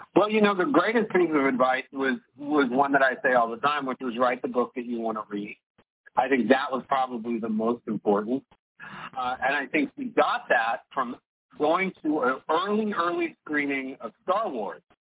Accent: New Orleans, Louisiana, United States; my neighborhood growing up in New Orleans

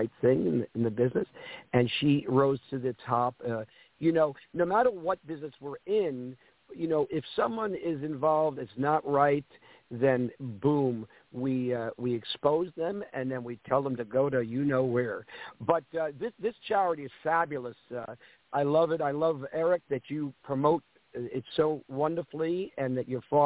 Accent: New York City, New York, United States; I was in the restaurant business with my family growing up in New York City

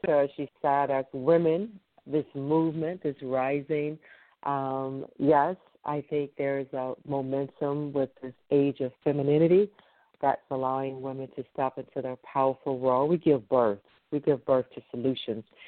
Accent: Detroit, Michigan, United States; here in my hometown of Detroit

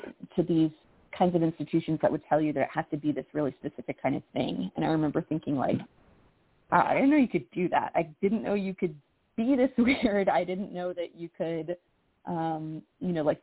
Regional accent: Massachusetts, United States; moved away as an adult; I grew up in Massachusetts, and I haven't lived there in like 10 years

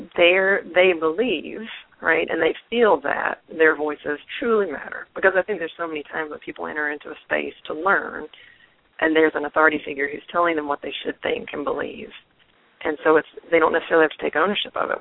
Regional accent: North Carolina, United States; I grew up in North Carolina

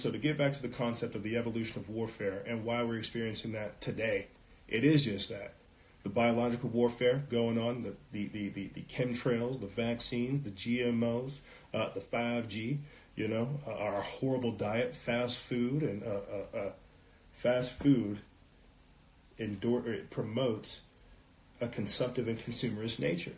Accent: South Carolina, United States; now in New Mexico, United States; I'm out here in New Mexico and I come from South Carolina

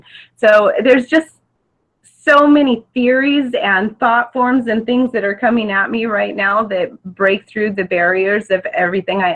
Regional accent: Orange County, Southern California, United States; I'm from Southern California, Orange County, to be precise

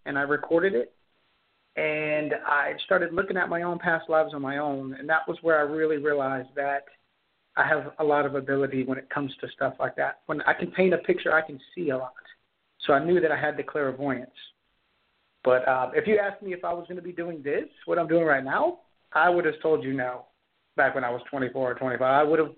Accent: Charleston, South Carolina, United States; I am from Charleston, South Carolina

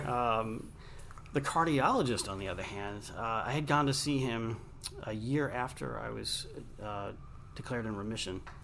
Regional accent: Long Island, New York, United States; I grew up in Long Island, New York

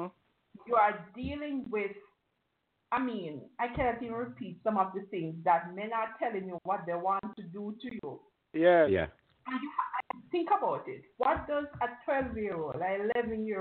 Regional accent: Jamaica; As a young girl growing up in Jamaica, when I was in my early teens

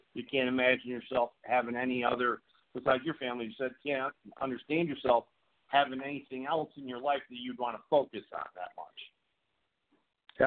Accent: upstate New York, United States; also born or lived in California; now in North Carolina, United States; I live in North Carolina now, but I'm originally from New York.

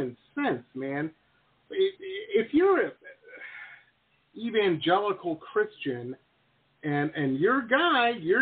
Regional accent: Detroit, Michigan, United States; now in Florida, United States; I grew up in Detroit

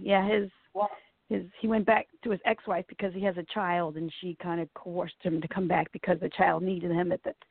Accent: Massachusetts, United States; moved away; I'm from Massachusetts originally

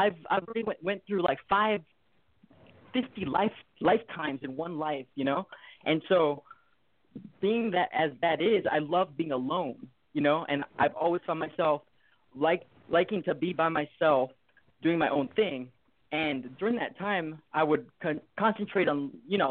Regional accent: Hawaii, United States; I'm from Hawaii. I was born in Hawaii, and I was raised in the foster system.

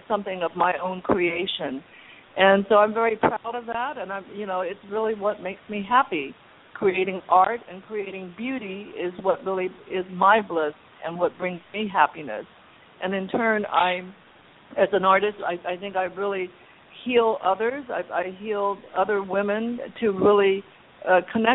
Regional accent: Los Angeles, California, United States; also born or lived in China / Hong Kong; growing up as the daughter of struggling immigrants here in Los Angeles

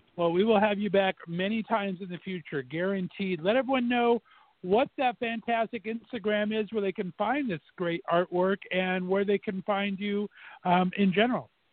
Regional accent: Fullerton, California, United States; where I grew up in Fullerton, California, there in SoCal

